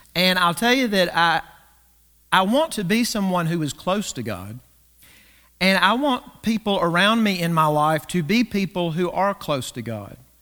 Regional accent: the South, United States; growing up in the South

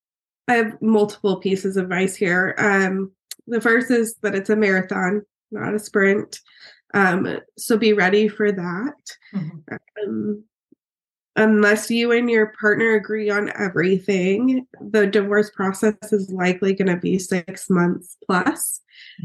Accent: right outside Salt Lake City, Utah, United States; moved away as an adult; also born or lived in Oregon; So I'm originally from Utah, right outside Salt Lake City. I grew up there

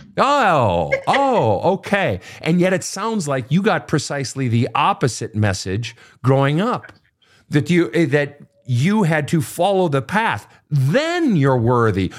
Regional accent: Minnesota, United States; the great state of Minnesota, my home state

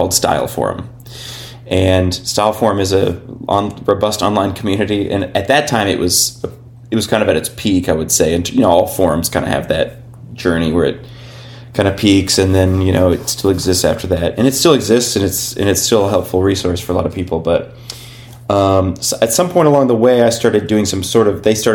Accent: Berne, Indiana, United States; now in Cincinnati, United States; having grown up in Indiana

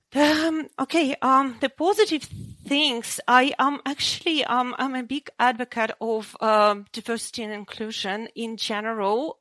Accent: Ukraine; also born or lived in Russia; now in Sydney, Australia; I was born in Ukraine

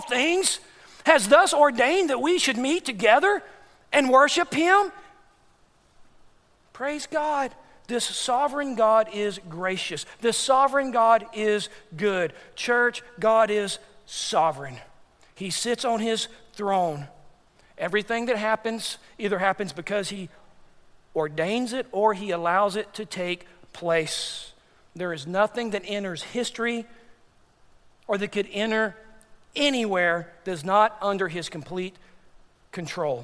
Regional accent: Texas, United States; moved away; also born or lived in Dar es Salaam, Tanzania; we're both from Texas

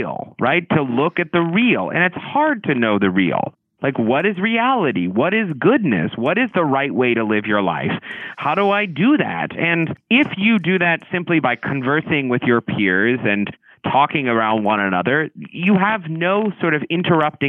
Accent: the South, United States; I grew up in the South

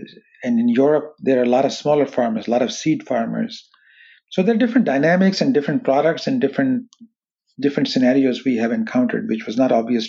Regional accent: California, United States; growing up in Silicon Valley, having exposure to artificial intelligence, machine learning, wireless technology security, gave us an unusual advantage

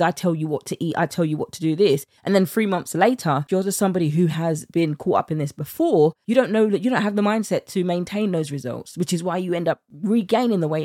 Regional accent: United Kingdom; accent: British; my British accent

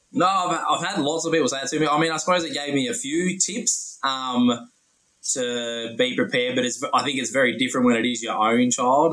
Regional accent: Dubbo, New South Wales, Australia; I'm from Dubbo, which is rural out in the central west

